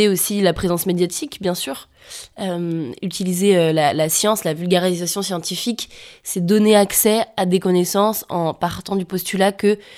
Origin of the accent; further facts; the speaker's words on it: Auvergne-Rhône-Alpes, France; Je viens d'un village de Savoie avec des parents alpinistes à un endroit euh, très ancré dans la montagne. Et j'en suis partie, je reviens souvent, j'en suis partie pour faire des études